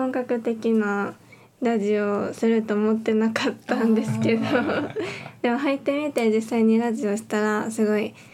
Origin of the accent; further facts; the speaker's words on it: Kyoto, Japan; で京都府出身です。